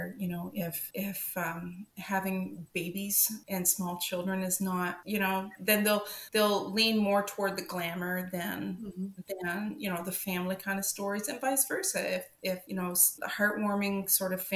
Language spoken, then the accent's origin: English; Canada; also born or lived in Alberta; as a Canadian